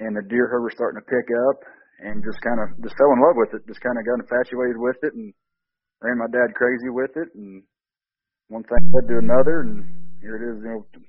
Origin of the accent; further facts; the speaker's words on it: Southern Illinois, United States; I just, grew up here, Southern Illinois